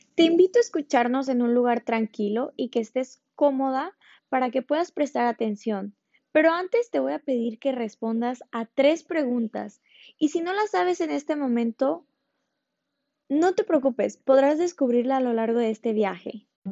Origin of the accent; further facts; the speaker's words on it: Ensenada, Baja California, Mexico; also born or lived in Havana, Cuba / Lima, Peru; now in Miami, United States; soy originaria de Ensenada, Baja California, orgullosamente mexicana